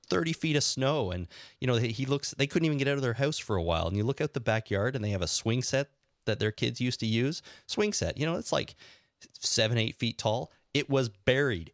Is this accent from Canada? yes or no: yes; Canada; now in Toronto, Canada; I love being Canadian